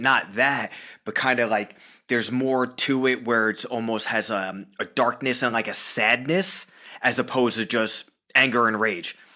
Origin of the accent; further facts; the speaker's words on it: Long Island, New York, United States; moved away as an adult; now in Stamford, United States; Born and raised on Long Island, New York.